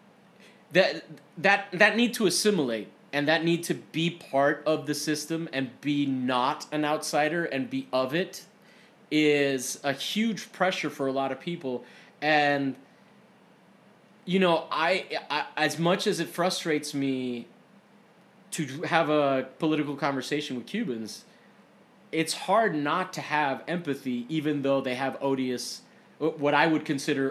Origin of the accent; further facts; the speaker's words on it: Florida, United States; now in California, United States; I am from Florida